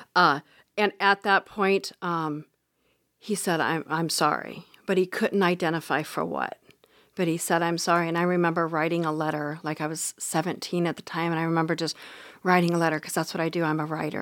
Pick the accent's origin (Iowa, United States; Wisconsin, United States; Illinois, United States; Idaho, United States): Iowa, United States; Harlan; also born or lived in Council Bluffs, Iowa; I was born in Harlan, Iowa. I'm a small town girl